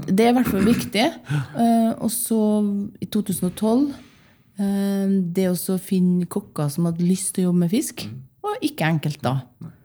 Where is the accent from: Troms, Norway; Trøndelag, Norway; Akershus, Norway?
Trøndelag, Norway; Åfjord; moved away; also born or lived in Bergen; Jeg vokste opp i Åfjorden